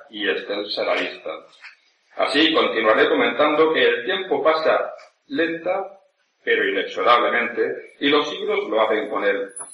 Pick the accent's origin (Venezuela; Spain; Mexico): Spain; Valencian land, Valencian Community; first language Spanish